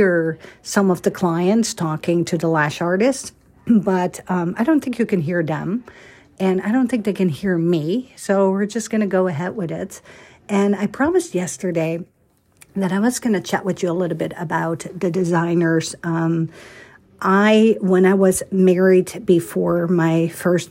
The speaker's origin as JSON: {"language": "English", "town": "Amsterdam", "region": "North Holland", "country": "Netherlands", "tie": "born or raised there", "moved": "yes", "said": "I grew up in Holland, Amsterdam"}